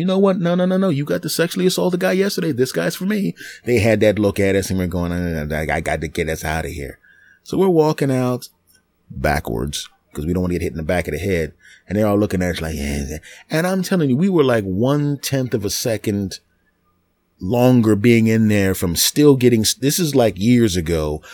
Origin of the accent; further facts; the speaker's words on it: East Coast, United States; I was from the East Coast